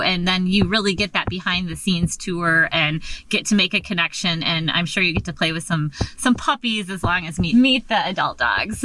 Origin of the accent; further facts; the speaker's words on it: Michigan, United States; moved away as an adult; now in Alaska, United States; I was raised, born and raised in Michigan, and I came up to go to graduate school up here at Alaska Pacific